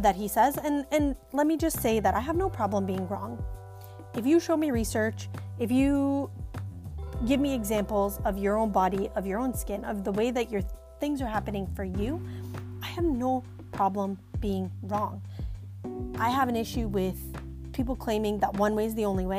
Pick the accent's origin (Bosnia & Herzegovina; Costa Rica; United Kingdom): Bosnia & Herzegovina; moved away; me growing up in Bosnia